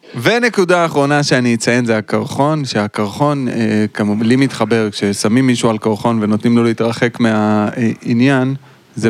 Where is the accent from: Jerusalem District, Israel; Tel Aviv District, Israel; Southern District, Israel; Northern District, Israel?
Southern District, Israel; Ashdod; אני גדלתי באשדוד